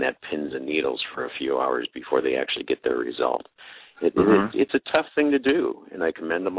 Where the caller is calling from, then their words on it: Modesto, California, United States; California, a little city east of San Francisco called Modesto. Been living in the Central Valley area here for about 23 years, enjoy it a lot.